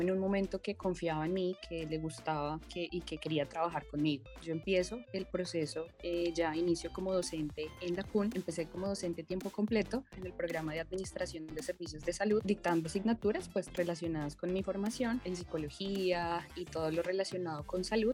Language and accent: Spanish; Bogotá, Colombia; Yo nací en la ciudad de Bogotá